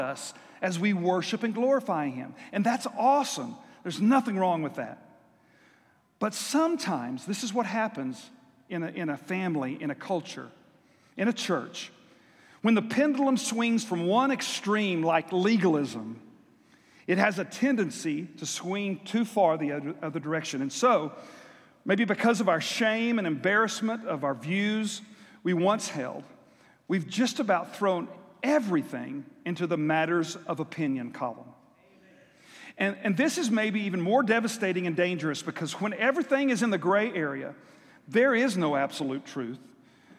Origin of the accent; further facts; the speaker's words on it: South Texas, United States; I grew up in South Texas where we had monthly church singings